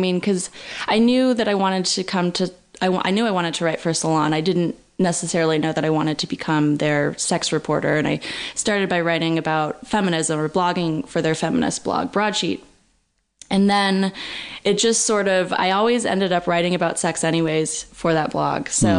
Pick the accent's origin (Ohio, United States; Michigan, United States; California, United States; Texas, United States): California, United States; Berkeley; I'm from Berkeley.